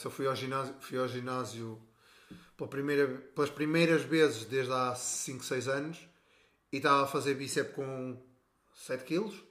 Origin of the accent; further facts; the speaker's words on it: Portugal; nós somos portugueses